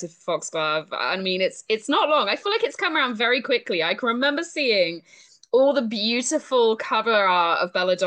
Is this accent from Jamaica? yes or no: no; United Kingdom; accent: British; also born or lived in Canada; I'm British